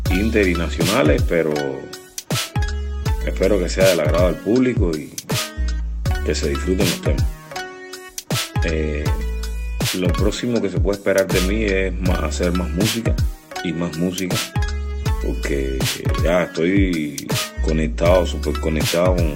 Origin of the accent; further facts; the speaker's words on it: Cuba; born there; ¿por qué siempre tiene que ser en La Habana todo si yo no nací en La Habana?